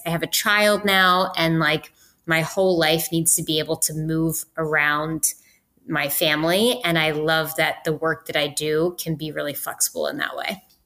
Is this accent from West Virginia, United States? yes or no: yes; West Virginia, United States; moved away as an adult; I went to West Virginia University because I'm from West Virginia